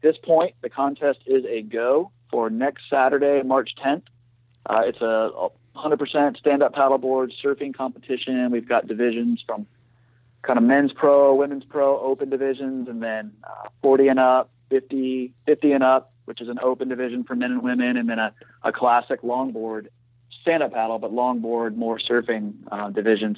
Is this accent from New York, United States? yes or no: no; Stuart, Florida, United States; I'm from Stewart originally, so grew up surfing down there and the power plant and the rocks.